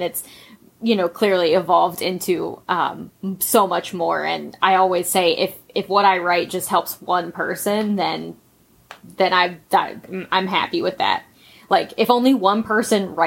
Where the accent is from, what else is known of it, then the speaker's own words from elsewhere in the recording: West Virginia, United States; That's where I'm from.